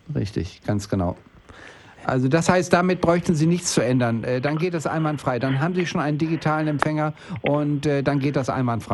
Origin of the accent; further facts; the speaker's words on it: Bielefeld, North Rhine-Westphalia, Germany; moved away; ich bin jetzt gerade in Bielefeld oben gewesen, in meiner Heimatstadt